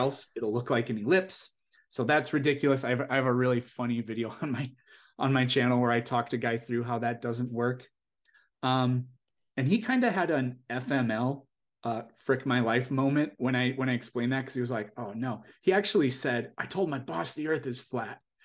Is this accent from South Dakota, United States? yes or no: yes; South Dakota, United States; moved away as an adult; now in California, United States; I'm originally from South Dakota, which is, i, it's, it's a very small state in terms of population.